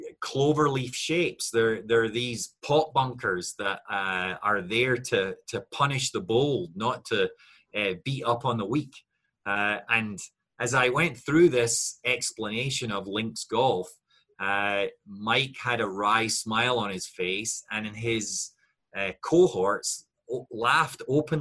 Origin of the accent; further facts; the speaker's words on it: Scotland, United Kingdom; I looked at it as a Scot